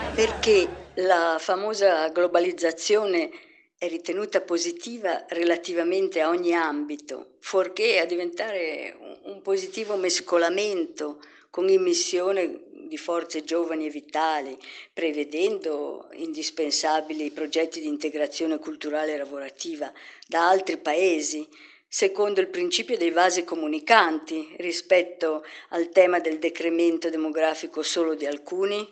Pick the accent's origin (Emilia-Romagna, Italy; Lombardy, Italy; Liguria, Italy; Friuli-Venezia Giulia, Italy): Liguria, Italy; Genoa; sono genovese che vive in un paese della Riviera